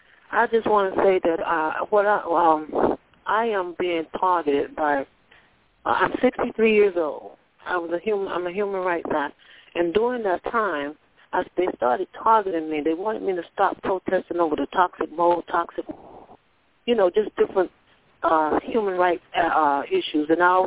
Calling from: Florida, United States

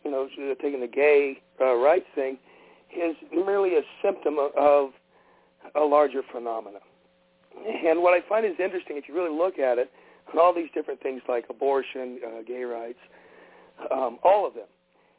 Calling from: Oklahoma, United States; … from Oklahoma.

